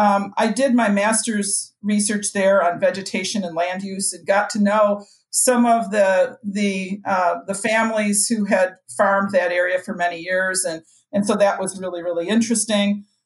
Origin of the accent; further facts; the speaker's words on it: Northern Illinois, United States; now in Minnesota, United States; I grew up in Northern Illinois in the vicinity of some really great prairies.